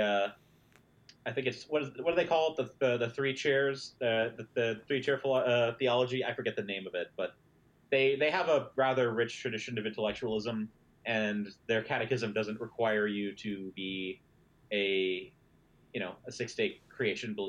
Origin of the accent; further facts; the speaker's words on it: Midwest, United States; I grew up in the Midwest, where pretty much everyone I knew was religious